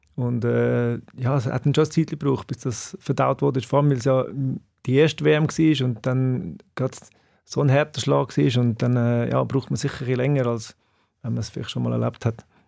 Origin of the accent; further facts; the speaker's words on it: Bülach, Zurich, Switzerland; ich bin in Zbüllach aufgewachsen